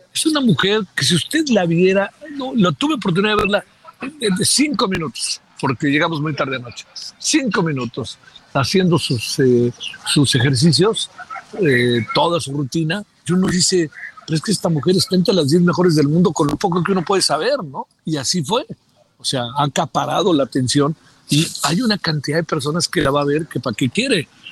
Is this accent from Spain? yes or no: no; Mexico; soy mexicano